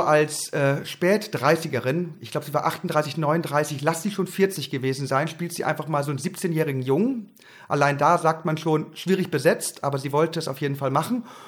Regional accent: Haren, Lower Saxony, Germany; Ich bin groß geworden im Emsland in Haaren an der Ems, um genau zu sein, in einem kleinen Vorort von Haaren, Erika.

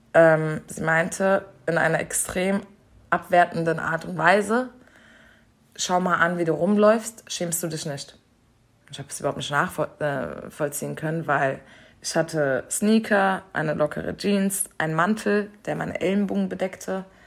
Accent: Germany; dass ich Deutsche bin

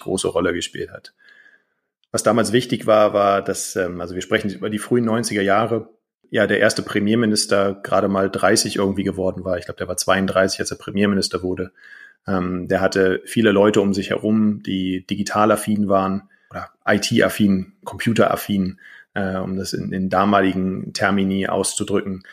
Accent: Germany; now in Estonia; ich als deutscher Staatsbürger habe eine estnische persönliche Kennziffer

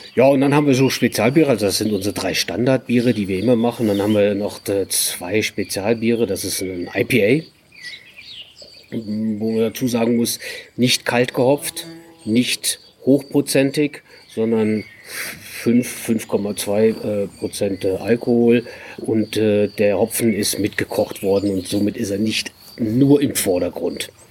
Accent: north of Düsseldorf, North Rhine-Westphalia, Germany; moved away as an adult; also born or lived in Wiesbaden; now in South Tyrol, Italy; gebürtig aus Düsseldorf oder die, nördlich von Düsseldorf, vom schönen linken Niederrhein

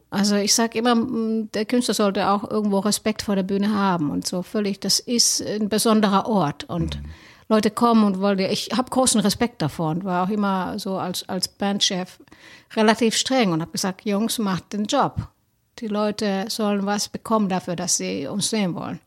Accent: Helsinki, Uusimaa, Finland; moved away as an adult; now in Cologne, Germany; ich komme aus Helsinki ursprünglich, wohne, bin aber Kölsche Mädchen seit 2010

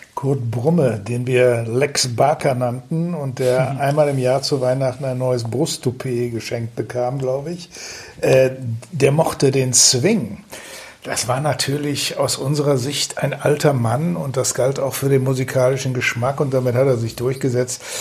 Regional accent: Datteln, North Rhine-Westphalia, Germany; now in Düsseldorf, Germany; von meiner Heimatstadt Datteln

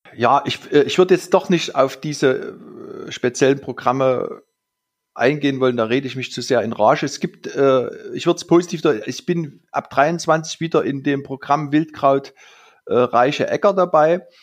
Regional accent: Saxony, Germany; bei uns in Sachsen die Lommatscher Pflege

